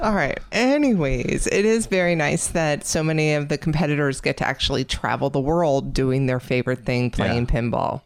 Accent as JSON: {"language": "English", "region": "New Jersey", "country": "United States", "tie": "born or raised there", "moved": "yes", "lives_now": "Atlanta, United States", "said": "I grew up in Jersey"}